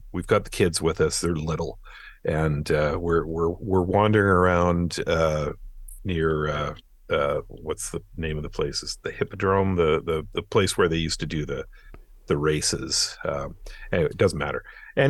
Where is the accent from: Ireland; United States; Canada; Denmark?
Ireland; I'm Irish. We do most of ours with two.